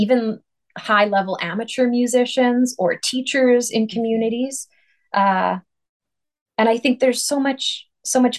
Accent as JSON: {"language": "English", "town": "Saskatoon", "region": "Saskatchewan", "country": "Canada", "tie": "born or raised there", "moved": "as an adult", "said": "I couldn't have gotten a job as principal flute in my hometown"}